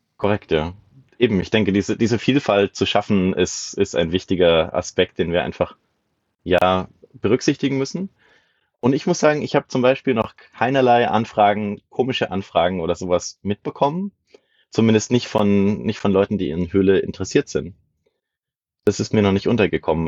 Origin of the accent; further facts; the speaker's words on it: area around Würzburg, Bavaria, Germany; Ich komme aus der Gegend um Würzburg herum